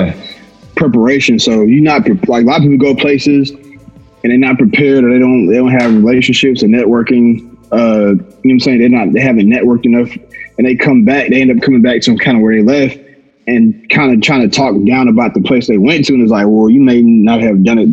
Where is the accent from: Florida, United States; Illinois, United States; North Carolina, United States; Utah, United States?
North Carolina, United States; my home state, North Carolina